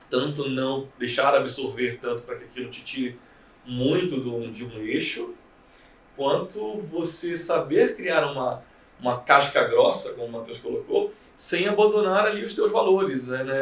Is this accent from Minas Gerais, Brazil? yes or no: no; Belém, Pará, Brazil; now in São Paulo, Brazil; quando eu cheguei em São Paulo, eu vim de Belém, né?